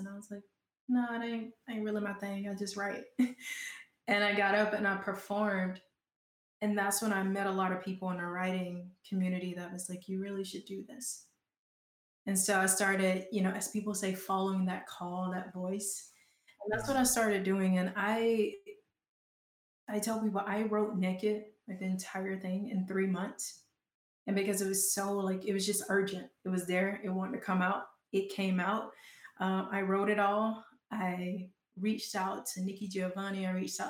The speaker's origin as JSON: {"language": "English", "region": "Georgia", "country": "United States", "accent": "Southern", "moved": "yes", "lives_now": "Portland, United States", "said": "I'm such a Southern girl. I don't know if y'all can hear my accent come out every now and then"}